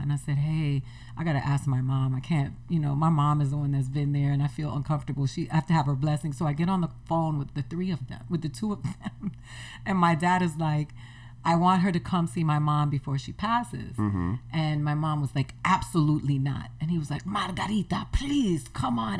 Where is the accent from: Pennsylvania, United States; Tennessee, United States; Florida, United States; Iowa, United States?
Florida, United States; Miami; moved away; I grew up in Miami, so I used to go to the beach every weekend.